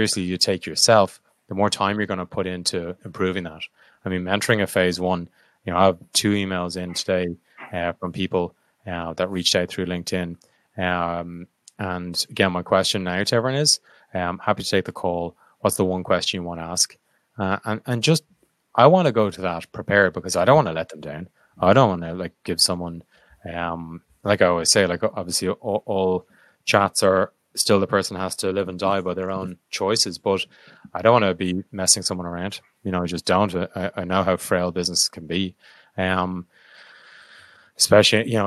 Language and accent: English; Ireland; I'm Irish